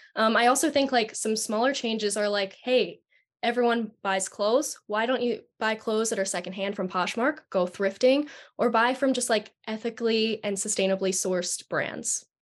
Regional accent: Delaware, United States; I'm from Delaware

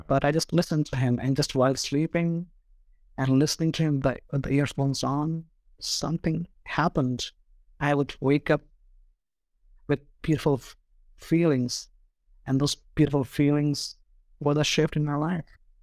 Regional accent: India; I'm from India

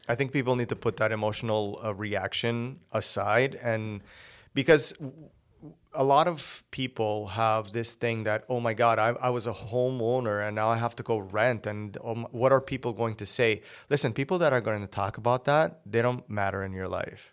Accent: Portugal; first language Portuguese; English is a second language; moved away as an adult; I was born here. Uh, my parents went back when I was six. So I was raised there until I was nineteen

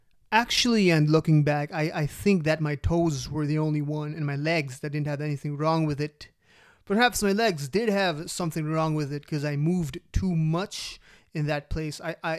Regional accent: Philippines; also born or lived in Dubai; And I moved to a new country, my home country, Philippines, from Dubai.

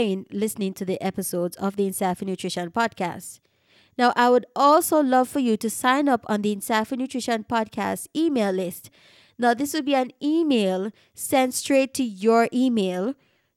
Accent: Jamaica; a Jamaican podcaster born and raised in Jamaica

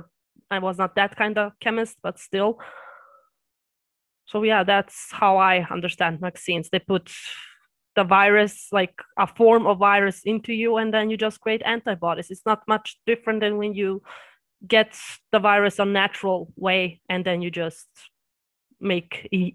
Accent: Austria; born there; Well, my heritage is Serbian. That's Eastern Europe, but I was born in Austria.

